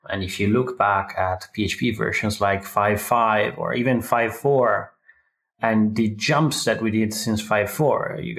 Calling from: Frankfurt, Hesse, Germany; I'm calling from the Frankfurt area here in Middle Germany.

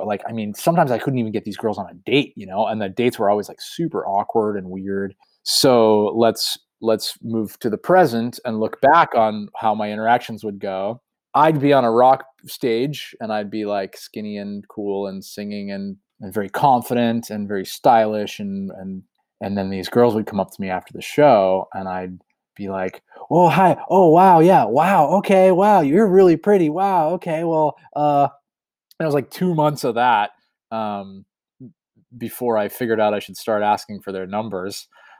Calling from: Massachusetts, United States; Yeah, I'm in rural Massachusetts presently.

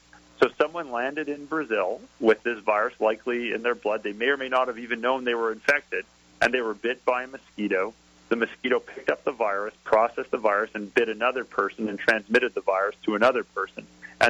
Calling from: Canada; I'm calling in from Canada

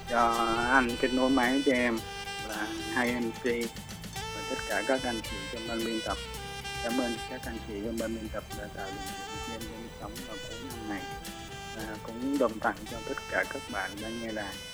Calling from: Ho Chi Minh City, Vietnam; ở từ Sài Gòn ạ.

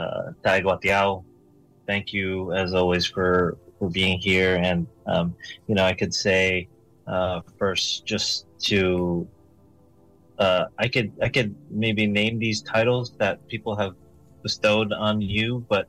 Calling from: California, United States; Well, I'm calling in from Coahuila land down here in Southern California, as it's called, but this is native land.

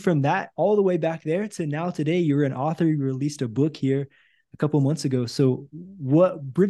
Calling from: Brazil; I'm actually calling you from Brazil today.

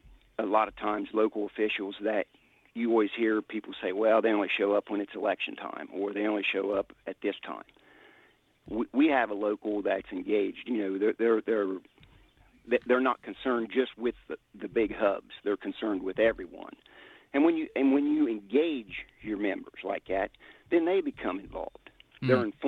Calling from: Ohio, United States

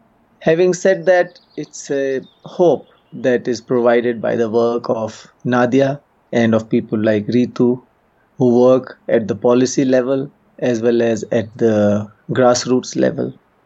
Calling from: Uttarakhand, India; and I'm calling in from Uttarakhand state.

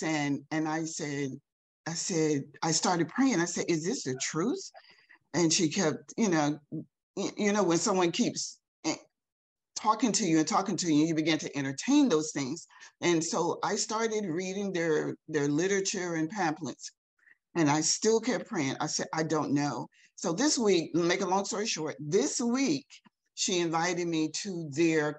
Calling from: Elizabeth City, North Carolina, United States; I'm calling in from Elizabeth City, North Carolina.

